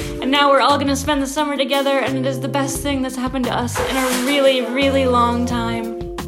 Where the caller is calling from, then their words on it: Netherlands; and we are calling from the Netherlands, and we are here